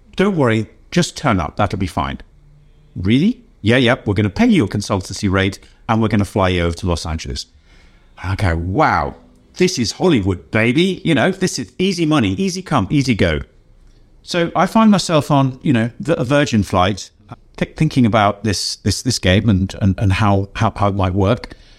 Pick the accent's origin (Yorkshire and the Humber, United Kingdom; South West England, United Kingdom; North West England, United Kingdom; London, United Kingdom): Yorkshire and the Humber, United Kingdom; York; I come from the city of York in England